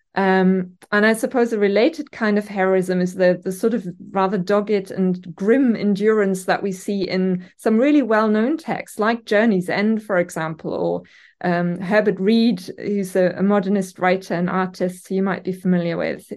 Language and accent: English; Germany; English is a second language; moved away as an adult; now in Newcastle, United Kingdom; by my name and accent, I'm orig-, originally from Germany, um, and have lived here for over a decade now.